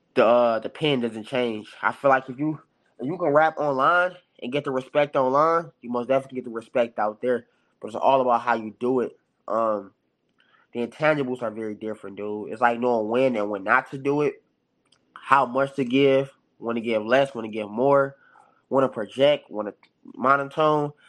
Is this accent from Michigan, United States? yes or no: yes; Detroit, Michigan, United States; my background, it's Detroit all day